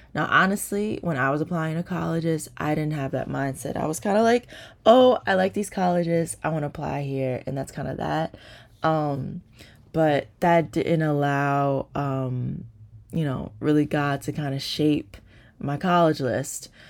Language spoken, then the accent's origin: English; New Jersey, United States; I'm from New Jersey